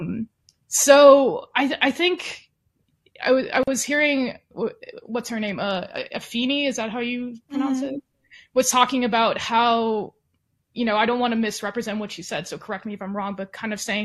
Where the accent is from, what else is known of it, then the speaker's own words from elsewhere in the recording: Texas, United States; also born or lived in Los Angeles, California; I went to college in LA, but I grew up in Texas, and I'm back here